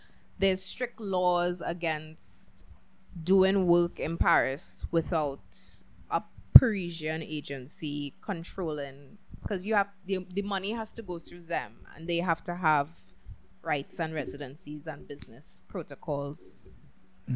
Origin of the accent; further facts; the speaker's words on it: Trinidad & Tobago; there was a whole group of 28 models and we're all from Trinidad